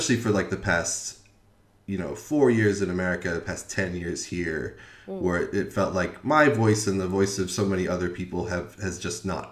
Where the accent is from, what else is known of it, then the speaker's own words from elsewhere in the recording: United States; moved away as an adult; also born or lived in Wisconsin; now in London, United Kingdom; I'm an American